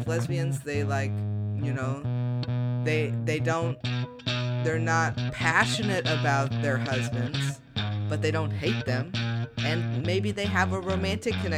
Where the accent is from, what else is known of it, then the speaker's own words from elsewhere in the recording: Midwest, United States; growing up in the Midwest